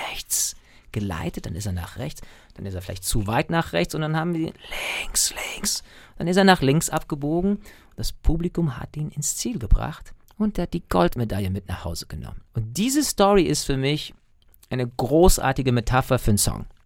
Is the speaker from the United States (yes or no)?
yes; United States; Natürlich, ich bin ja Amerikaner, ich habe ja auch eine, einen US-Pass und einen irischen Pass, aber ich lebe ja nicht da.